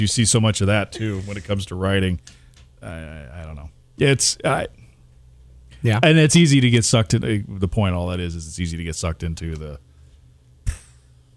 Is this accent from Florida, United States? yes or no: no; Nebraska, United States; now in Indiana, United States; growing up in Nebraska and then coming out here